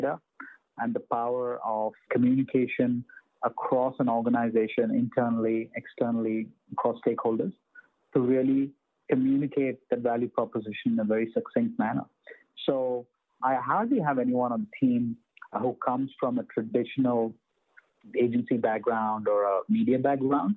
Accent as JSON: {"language": "English", "country": "India", "tie": "born or raised there", "said": "when I was growing up in India"}